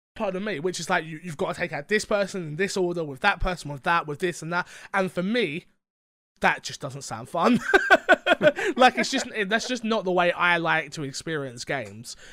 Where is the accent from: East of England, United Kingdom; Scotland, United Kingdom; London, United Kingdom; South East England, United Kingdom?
London, United Kingdom; I'm from London.